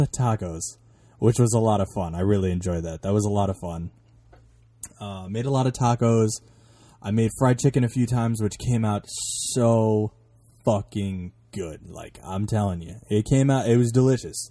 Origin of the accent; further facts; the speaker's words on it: New York, United States; I'm from New York, which is, like, the worst fucking place for there to be traffic